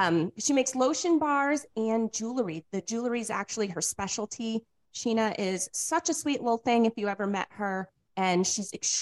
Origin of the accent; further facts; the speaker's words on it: New England, United States; moved away; I'm come from New England